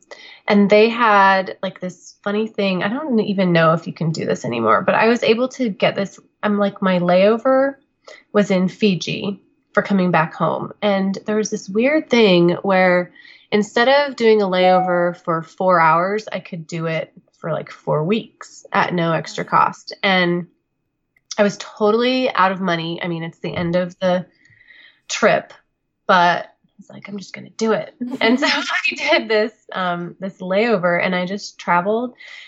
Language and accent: English; Kansas, United States; I went to K-State, so okay. Kansas State University. So still in Kansas, but you know, a couple of hours away.